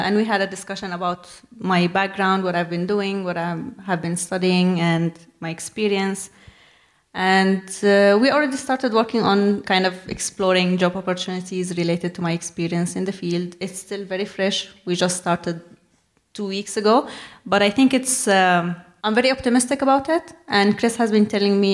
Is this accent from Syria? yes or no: yes; Syria; moved away as an adult; also born or lived in Jordan / Brighton; now in London, United Kingdom; I was born and raised in Syria. Moved to Jordan in 2012 when I was 19.